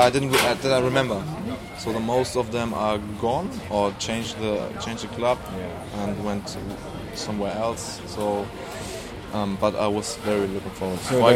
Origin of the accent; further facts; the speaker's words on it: Hamburg, Germany; I'm born and raised in Hamburg, yeah.